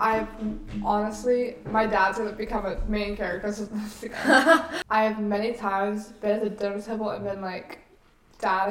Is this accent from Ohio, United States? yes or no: no; New Orleans, Louisiana, United States; We're from New Orleans, so we love Mardi Gras